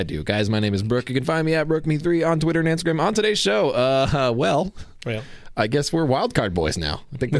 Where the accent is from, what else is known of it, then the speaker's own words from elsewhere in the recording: California, United States; I'm from California.